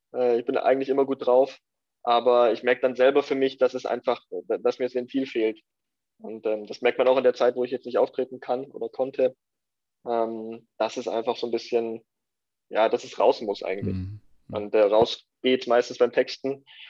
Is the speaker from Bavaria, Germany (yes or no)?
yes; Lenting, Bavaria, Germany; also born or lived in Ingolstadt / Eichstätt district; bin in Lenting groß geworden